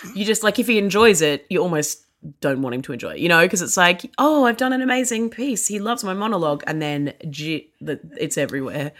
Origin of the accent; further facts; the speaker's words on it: Australia; I actually grew up in Australia